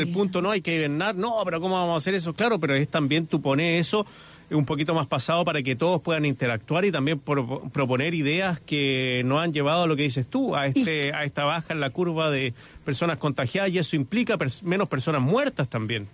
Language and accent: Spanish; Santiago, Santiago Metropolitan Region, Chile; recuerdo cuando chico esos arcoíris acá en Santiago